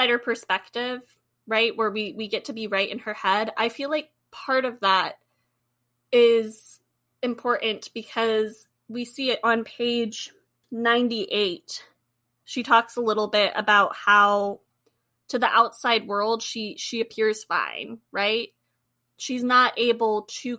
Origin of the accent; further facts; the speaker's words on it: United States; as an American